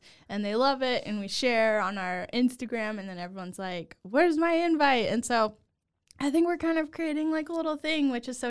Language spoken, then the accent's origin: English; Louisiana, United States; I grew up in Louisiana. My mom is from Missouri, and my dad's family is from Mississippi. So I grew up thinking I was like a full-blown Cajun in Louisiana.